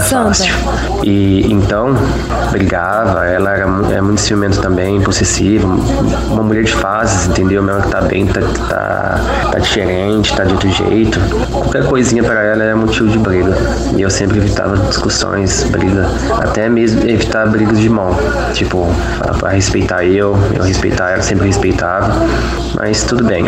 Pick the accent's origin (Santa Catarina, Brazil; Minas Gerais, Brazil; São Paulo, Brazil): São Paulo, Brazil; Ribeirão Preto; sou de Ribeirão Preto, tenho 30 anos de idade